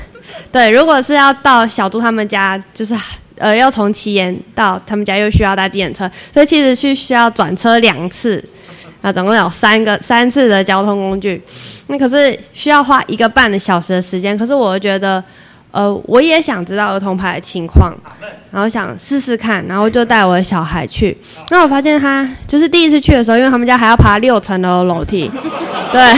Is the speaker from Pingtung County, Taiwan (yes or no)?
no; Taitung County, Taiwan; now in Linkou, Taiwan; 我是从台东嫁人上来的，所以其实，在那个地区，我也没有呃，就是呃，那种妈妈的朋友可以聊这些育儿的事情。